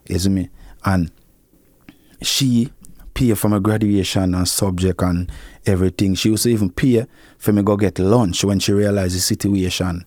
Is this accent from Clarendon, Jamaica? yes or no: yes; Clarendon, Jamaica; also born or lived in Kingston, Jamaica; my father end up bring me, go to Clarendon, go stay with my grandmother